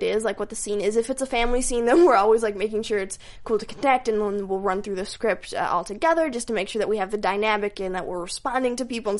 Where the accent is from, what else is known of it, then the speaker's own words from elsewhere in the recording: Minneapolis, Minnesota, United States; moved away; Well, I'm literally from Minnesota, Minneapolis, Minnesota.